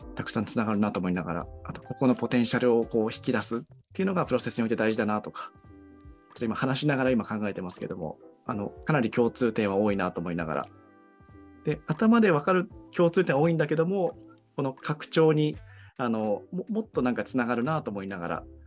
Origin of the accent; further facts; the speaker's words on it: Tohoku, Japan; moved away; あの僕自身東北出身